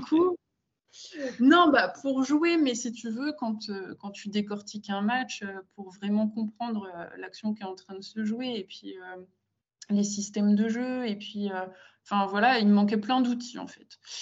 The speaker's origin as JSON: {"language": "French", "town": "Gaye", "region": "Grand Est", "country": "France", "tie": "born or raised there", "said": "je viens d'un petit village, euh, euh, en Champagne-Ardenne, donc à une heure, un peu plus d'une heure de Reims"}